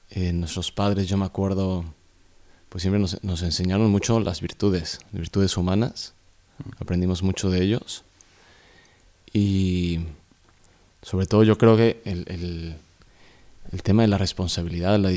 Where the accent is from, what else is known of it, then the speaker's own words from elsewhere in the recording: Mexico City, Mexico; moved away; soy del Ciudad de México del, Distrito Federal, bueno, le han cambiado el nombre, Ciudad de México. Nací en el 80, de hecho hoy es mi cumpleaños